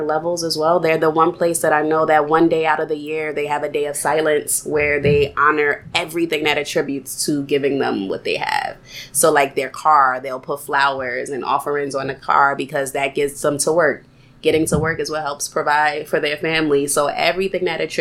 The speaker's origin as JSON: {"language": "English", "region": "New Jersey", "country": "United States", "tie": "born or raised there", "also_born_or_lived": "South Korea / Somaliland / South Africa", "moved": "as an adult", "said": "I am born and raised in New Jersey"}